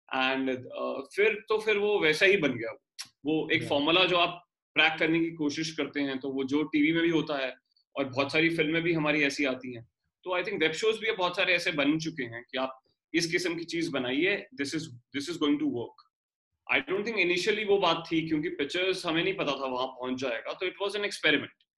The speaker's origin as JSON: {"language": "Hindi", "region": "Delhi", "country": "India", "moved": "as an adult", "lives_now": "Mumbai, India", "said": "मैं दिल्ली से हूँ और और एक बड़ी टिपिकल मिडिल क्लास फैमिली से आता हूँ"}